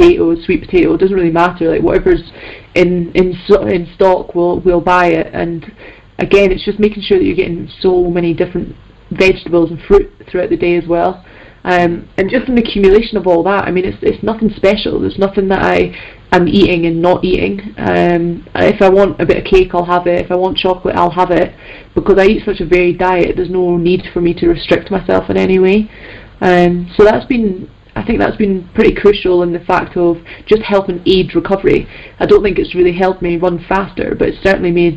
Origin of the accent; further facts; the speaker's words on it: Scotland, United Kingdom; I'm Scottish, and I've never been up there in my life